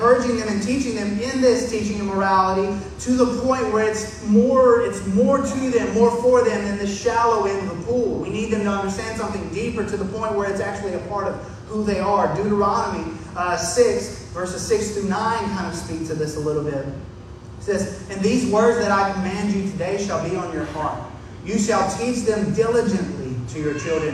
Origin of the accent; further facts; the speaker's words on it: the South, United States; growing up in the South